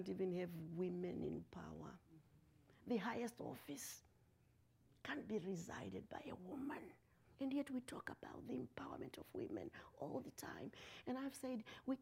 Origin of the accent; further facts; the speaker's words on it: Zimbabwe; moved away as an adult; I am from Zimbabwe